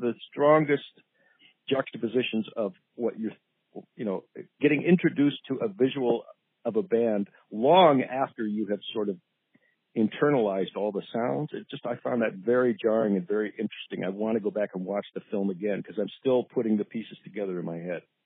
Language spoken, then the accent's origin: English; Boulder, Colorado, United States; I grew up in Boulder, Colorado